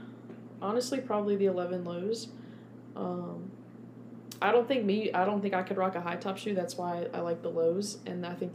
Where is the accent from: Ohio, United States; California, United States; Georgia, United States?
Ohio, United States; I'm from Ohio.